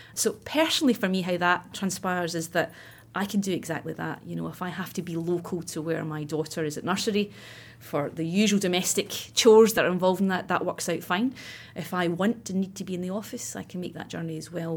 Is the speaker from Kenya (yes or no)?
no; Scotland, United Kingdom; I grew up in Scotland, as you can probably tell, and I went to university in Glasgow.